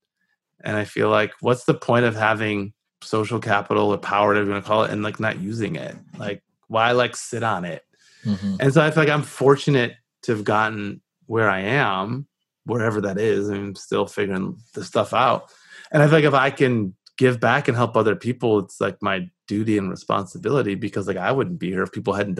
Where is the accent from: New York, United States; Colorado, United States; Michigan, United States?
Michigan, United States; Southfield; I grew up just north of the city of Detroit